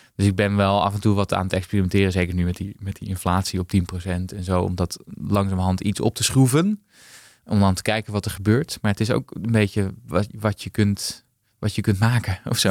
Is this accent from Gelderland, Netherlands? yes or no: no; Haarlem, North Holland, Netherlands; also born or lived in Amsterdam; Ik ben in Amsterdam eh, geboren, maar op mijn vierde naar, naar Haarlem vertrokken.